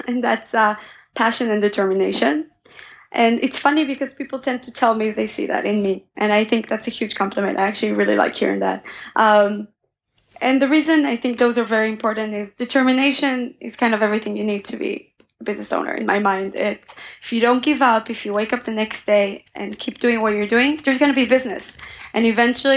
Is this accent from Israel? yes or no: yes; Israel; moved away as an adult; now in United States; growing up in Israel, I had a lot of hummus